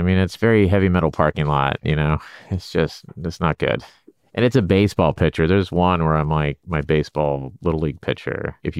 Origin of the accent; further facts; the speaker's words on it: Oklahoma, United States; You know, I grew up in Oklahoma.